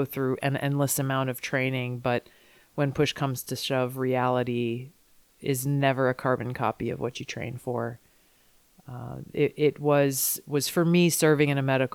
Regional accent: Hawaii, United States; I'm from Hawaii.

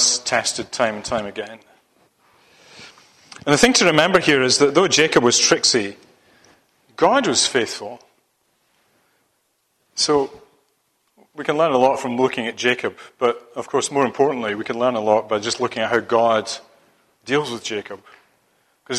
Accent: Scotland, United Kingdom; moved away; being a Scotsman

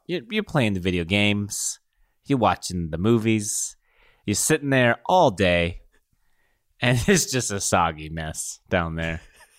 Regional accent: Philippines; No. I'm Filipino.

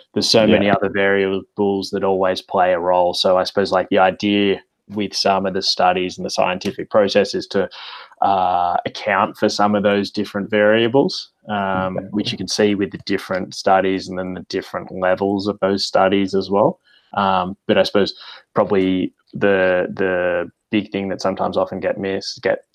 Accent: Como, New South Wales, Australia; So I grew up around the Shire area. So I grew up in Como and went to Genali High School.

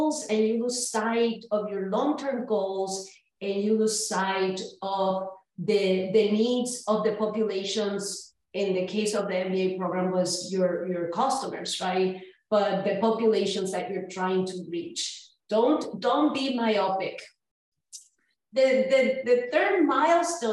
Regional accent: Humacao, Puerto Rico; moved away as an adult; also born or lived in Florida; now in North Carolina, United States; I was born and raised in Humacao, Puerto Rico, and educated there

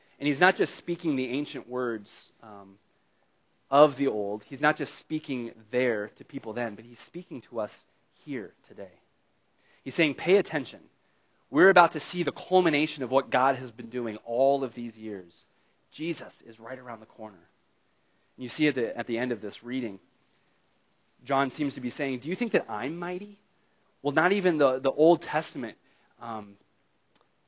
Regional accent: United States; as an American

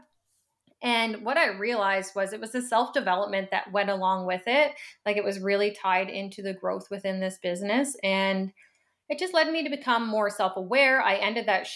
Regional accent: Annapolis Valley, Nova Scotia, Canada; moved away as an adult; now in Halifax, Canada; I grew up, I would say, like a pretty like typical small town life. I'm from the Annapolis Valley

